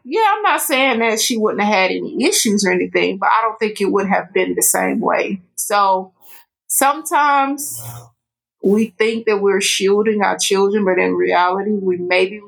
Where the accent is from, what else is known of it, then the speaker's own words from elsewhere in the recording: Chattanooga, Tennessee, United States; also born or lived in Georgia; now in Dalton, United States; my hometown is Chattanooga, Tennessee